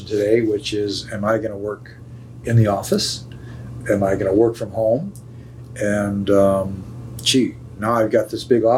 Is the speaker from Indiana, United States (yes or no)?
yes; Fort Wayne, Indiana, United States; moved away as an adult; now in Chicago, United States; I grew up in Fort Wayne, Indiana, which was an absolutely wonderful place to grow up.